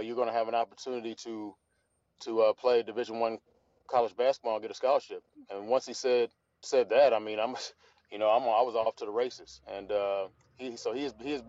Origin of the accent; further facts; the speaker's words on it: Evansville, Indiana, United States; I grew up in Evansville